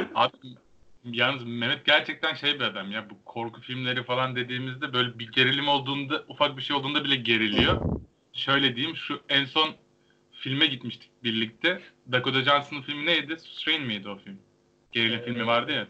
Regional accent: İhsaniye, Afyonkarahisar, Turkey; ben İhsaniyeliyim. Eskişehir sınırında bir ilçe.

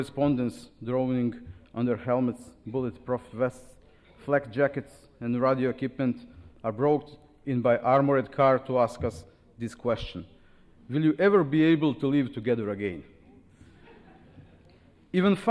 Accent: Sarajevo, Federation of Bosnia and Herzegovina, Bosnia & Herzegovina; I came from Sarajevo

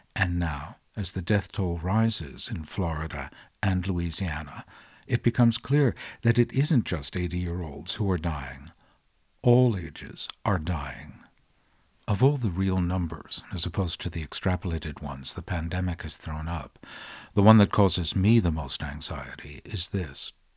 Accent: London, United Kingdom; As a Londoner, I'm gonna tell you

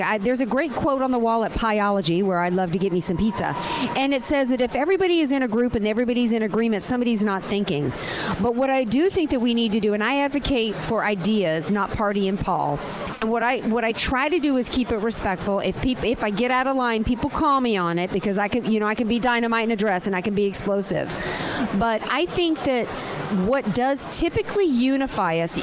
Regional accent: New Orleans, Louisiana, United States; I'm from New Orleans, so I'm Saints number one

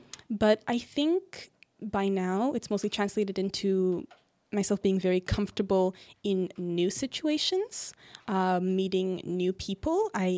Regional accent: Montreal, Quebec, Canada; born there; also born or lived in British Columbia / Ontario; Always inside Canada, but I was born in Montreal, then we moved to British Columbia, moved around a bit there, then we came back here to Ontario.

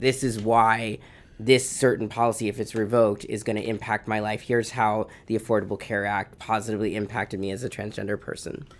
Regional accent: outside of Boston, Massachusetts, United States; also born or lived in Honduras; I was raised outside of Boston

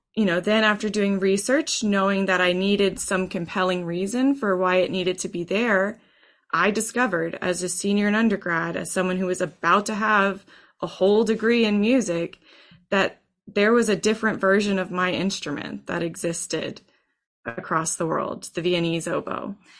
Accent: Texas, United States; I grew up in Texas high school band programs

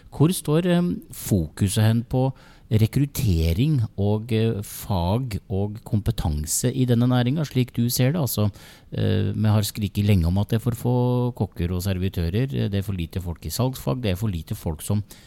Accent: Geilo, Buskerud, Norway; jeg kommer jo fra, fra Geilo

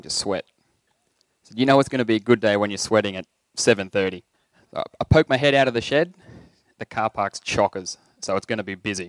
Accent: Leanyer, Northern Territory, Australia; When I was younger, I grew up in Liania

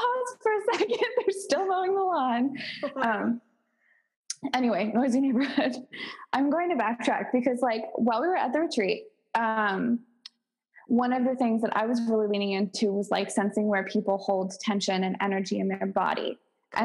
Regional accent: Baltimore, Maryland, United States; moved away; I come from Baltimore and I live like 2.5 hours south

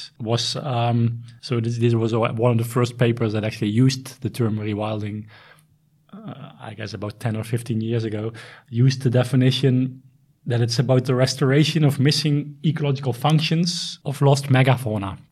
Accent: Netherlands; moved away as an adult; also born or lived in South Africa; now in Sweden; I am originally from the Netherlands

